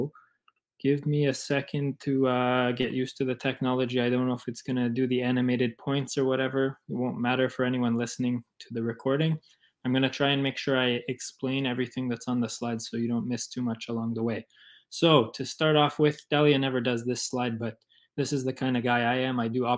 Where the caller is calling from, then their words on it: Parry Sound, Ontario, Canada; I'm in Parry Sound at the moment.